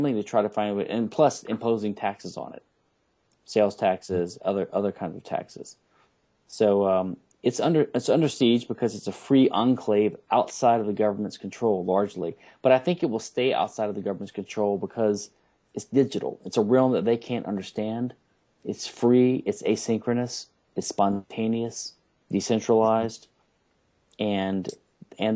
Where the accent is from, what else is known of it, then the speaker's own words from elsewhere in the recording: Baton Rouge, Louisiana, United States; now in Houston, United States; in my hometown of Baton Rouge, Louisiana, when I was a kid